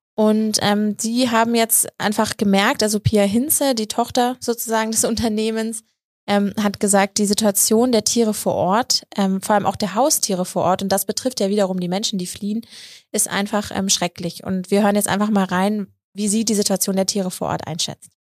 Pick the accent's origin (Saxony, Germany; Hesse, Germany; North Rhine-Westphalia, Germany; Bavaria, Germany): Bavaria, Germany; Munich; frage ich mich als Münchnerin